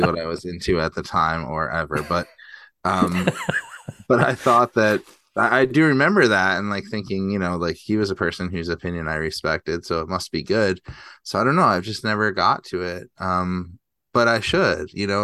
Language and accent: English; Orchard Park, New York, United States; where I grew up in Orchard Park.